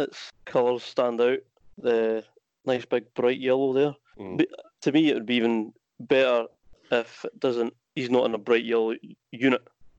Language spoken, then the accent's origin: English; Scotland, United Kingdom; we're Scottish